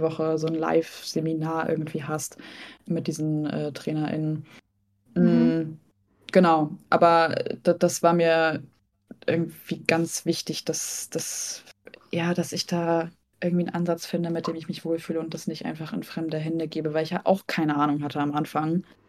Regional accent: Hesse, Germany; also born or lived in Lübeck; now in Hamburg, Germany; aber ursprünglich bin ich in Hessen aufgewachsen

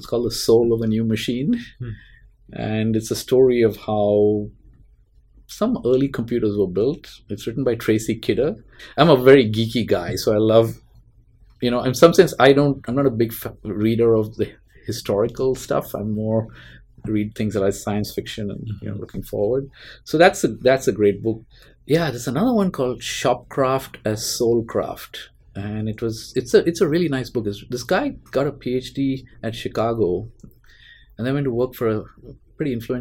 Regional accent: Mumbai, Maharashtra, India; now in Bay Area, United States; I grew up in Bombay in mm-hmm. India.

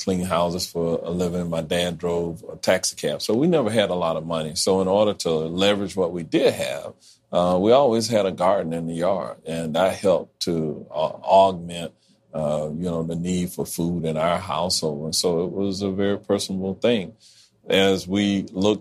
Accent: Orlando, Florida, United States; growing up in Orlando

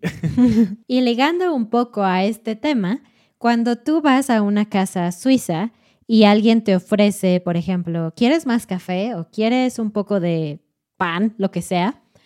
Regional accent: Mexico; como mexicana

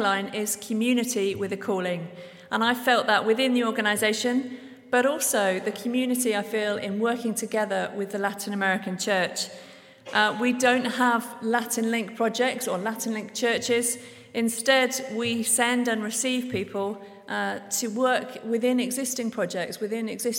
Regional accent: Devon, South West England, United Kingdom; moved away as an adult; now in Guatemala; I'm originally from Devon in England

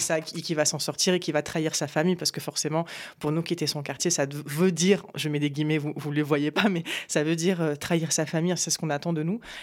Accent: Apt, Provence-Alpes-Côte d'Azur, France; also born or lived in Morocco; j'ai grandi à Apt, dans le Vaucluse

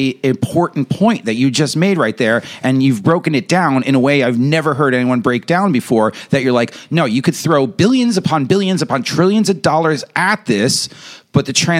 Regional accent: United States; The oldest homes in the towns in rural Westchester County in Connecticut, where I'm from, the oldest homes are directly on the street.

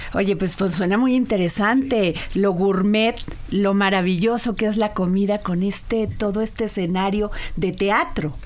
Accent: Veracruz, Mexico; yo soy veracruzana

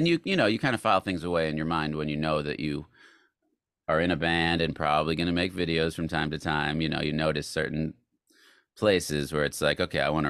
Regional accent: Tucson, Arizona, United States; Tucson, Arizona, and Tucson.

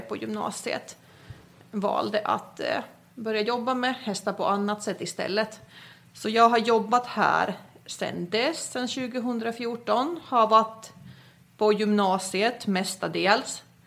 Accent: Finland; moved away as an adult; also born or lived in Skåne, Sweden; now in Sweden; Jag är ju född och uppvuxen i Finland, kom till Sverige efter studenten

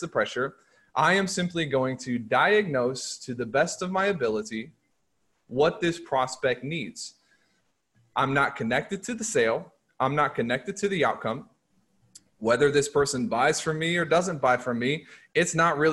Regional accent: Nixa, Missouri, United States; I went to high school in a place called Nixon, Missouri

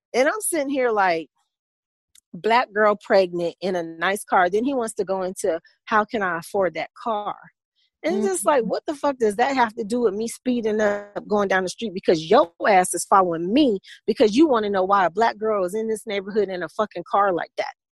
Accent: Midwest, United States; now in Atlanta, United States; I'm from the Midwest, and there's a lot of prejudiced white people in the Midwest

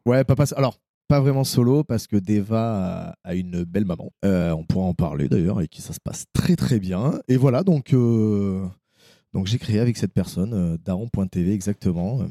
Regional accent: Bergerac, Nouvelle-Aquitaine, France; je viens de Bergerac, c'est un milieu un peu plus, euh, un peu plus rural

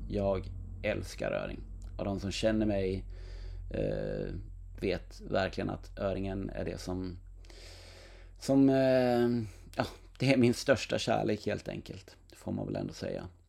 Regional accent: Knäred, Halland County, Sweden; i Knäred där jag växte upp

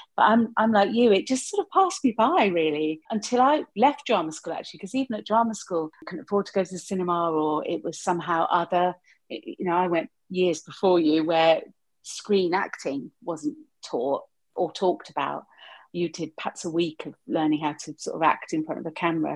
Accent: Hertfordshire, East of England, United Kingdom; In Hertfordshire, in a small town, large village

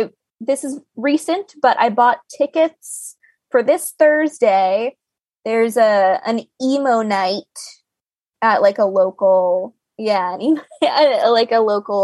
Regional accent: Florida, United States; You don't have to explain to me what humidity is like. I am from Florida.

